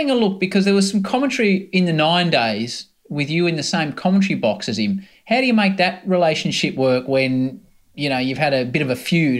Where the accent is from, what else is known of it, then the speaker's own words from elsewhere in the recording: Australia; As an Australian